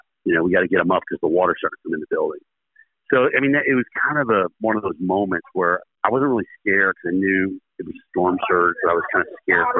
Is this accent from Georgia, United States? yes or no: no; New England, Vermont, United States; moved away; I grew up in New England and Vermont, so it snowed a lot up there.